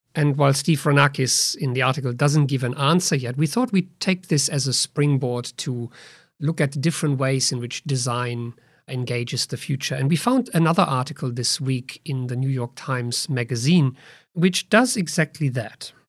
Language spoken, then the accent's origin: English; Germany; moved away